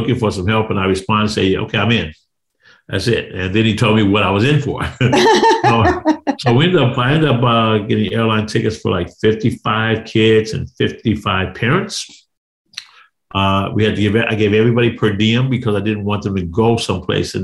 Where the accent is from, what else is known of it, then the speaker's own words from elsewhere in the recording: Chicago, Illinois, United States; I'm from Chicago